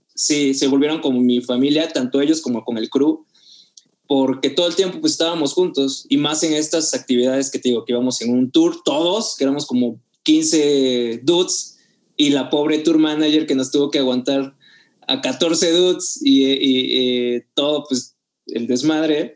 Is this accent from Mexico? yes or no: yes; Oaxaca, Mexico; moved away as an adult; now in Mexico City, Mexico; yo soy de Oaxaca, me vine a, a Ciudad de México a estudiar